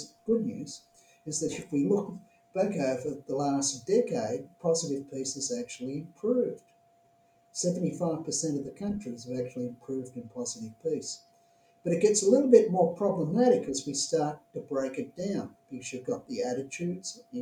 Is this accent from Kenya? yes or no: no; Australia; my home country, Australia